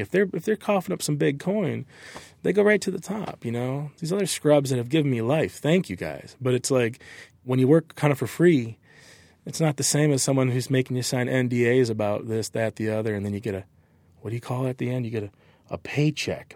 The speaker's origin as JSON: {"language": "English", "region": "Michigan", "country": "United States", "also_born_or_lived": "Southern California", "moved": "as an adult", "said": "I'm from Michigan from Lake Michigan"}